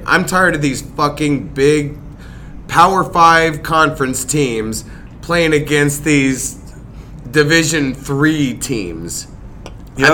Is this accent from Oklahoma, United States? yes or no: yes; Midwest City, Oklahoma, United States; I grew up in Midwest City most of my childhood.